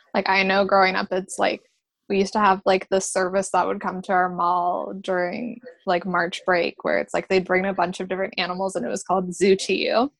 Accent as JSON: {"language": "English", "town": "Newmarket", "region": "Ontario", "country": "Canada", "tie": "born or raised there", "said": "I'm from Newmarket, which is just about 45 minutes from Toronto"}